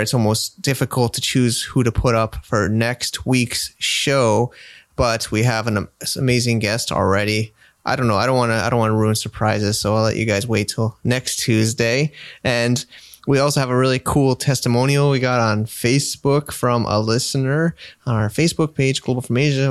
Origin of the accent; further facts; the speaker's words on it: United States; I'm American